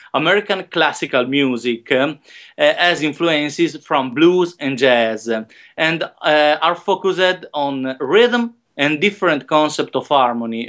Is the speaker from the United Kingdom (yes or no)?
no; Modena, Emilia-Romagna, Italy; also born or lived in Rome; my hometown in Modena, in the north of Italy